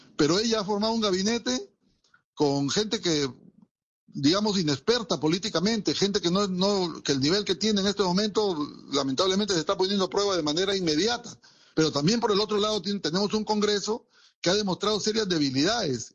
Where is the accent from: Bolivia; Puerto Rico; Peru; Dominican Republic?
Peru; tenemos internamente los peruanos